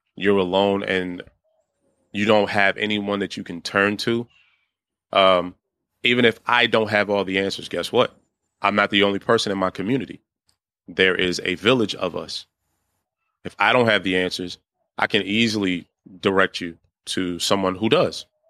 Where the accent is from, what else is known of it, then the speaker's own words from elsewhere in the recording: Washington, District of Columbia, United States; moved away as an adult; now in Baltimore, United States; I was born and raised in D C